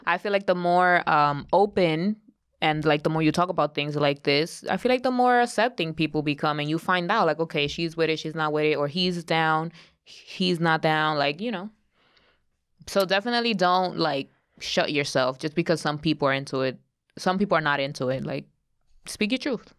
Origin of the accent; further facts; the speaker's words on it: New York, United States; growing up in New York